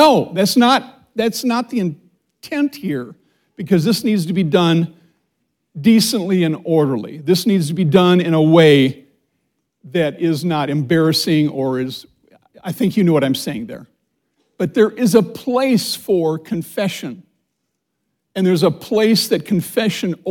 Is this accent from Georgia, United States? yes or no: no; Minnesota, United States; now in Indianapolis, United States; I was raised in Minnesota, which tends to be a reserved culture.